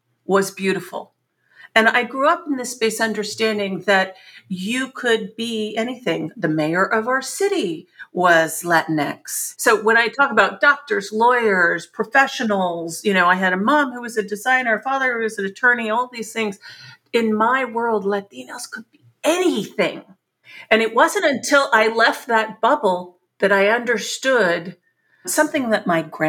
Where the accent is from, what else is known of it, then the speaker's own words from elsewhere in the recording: San Antonio, Texas, United States; moved away as an adult; also born or lived in Chicago; We grew up also in San Antonio, Texas, a very middle-class existence